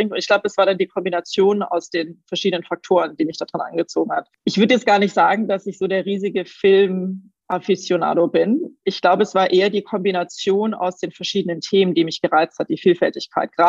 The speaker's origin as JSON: {"language": "German", "town": "Waiblingen", "region": "Baden-Württemberg", "country": "Germany", "accent": "Swabian", "said": "Ich komme ursprünglich aus dem Schwammland, aus Weibling. Ich glaube, das hört man jetzt nicht besonders stark bei mir."}